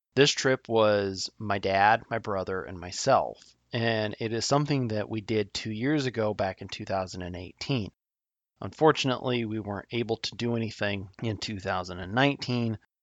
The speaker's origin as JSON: {"language": "English", "region": "Nebraska", "country": "United States", "said": "my home state of Nebraska"}